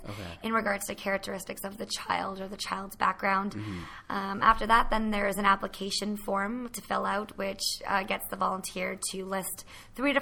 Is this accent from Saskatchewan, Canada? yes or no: no; Petawawa, Ontario, Canada; I'm born and raised in Petawawa